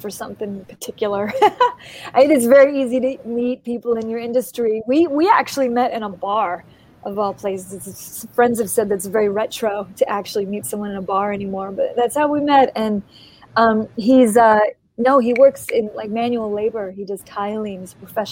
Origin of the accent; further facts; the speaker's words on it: East Coast, United States; also born or lived in Los Angeles, California; now in Maine, United States; I grew up actually on the East Coast